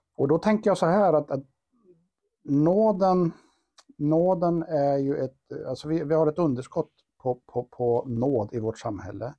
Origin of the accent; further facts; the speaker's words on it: Karlstad, Värmland, Sweden; vi kommer båda från Karlstad och har våra rötter och våra baser här